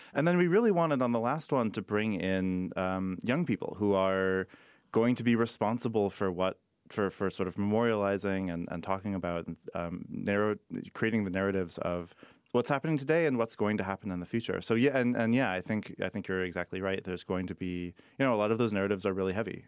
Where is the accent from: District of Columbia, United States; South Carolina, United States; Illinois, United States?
Illinois, United States; Chicago; I am from Chicago. Uh, I'm a Chicagoan